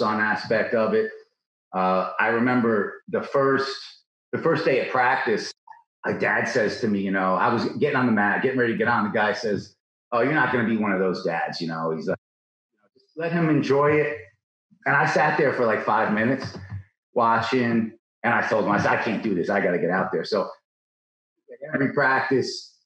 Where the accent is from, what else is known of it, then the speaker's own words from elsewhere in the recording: Orange County, New York, United States; also born or lived in Yonkers, New York / Texas / New Jersey; now in Stillwater, United States; I was born in Yonkers. And then we moved up. After my sister was born, we moved up to Orange County.